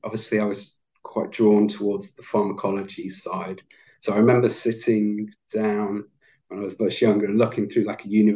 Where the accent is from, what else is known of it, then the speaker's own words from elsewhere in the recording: Manchester, North West England, United Kingdom; also born or lived in Leeds; I'm actually a Lancastrian, so I'm from Manchester